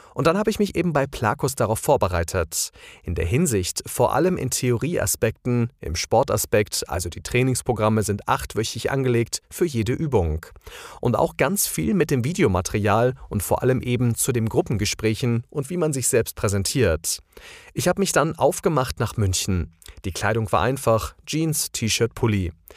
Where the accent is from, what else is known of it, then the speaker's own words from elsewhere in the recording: Croatia; German is a second language; now in Germany; als Kroate